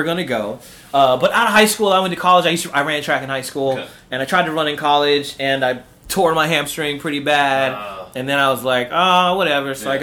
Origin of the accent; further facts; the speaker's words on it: Paramount, California, United States; also born or lived in Harbor City, Los Angeles, California; I grew up in Paramount. It's a small city